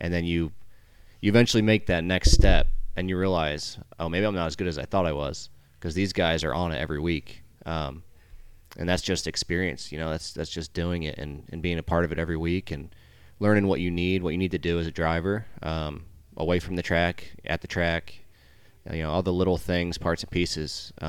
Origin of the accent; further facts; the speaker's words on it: New Jersey, United States; My dad, I'm from New Jersey, up north. My dad raced modifieds, him and his two brothers, actually.